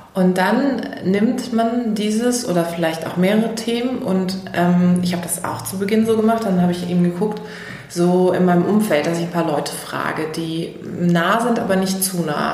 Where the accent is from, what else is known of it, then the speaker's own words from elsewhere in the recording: Karlsruhe, Baden-Württemberg, Germany; moved away as an adult; also born or lived in Heidelberg; now in Berlin, Germany; Ursprünglich komme ich aus Karlsruhe, das ist eine kleinere Stadt, ca. 300.000 Einwohner. Da bin ich groß geworden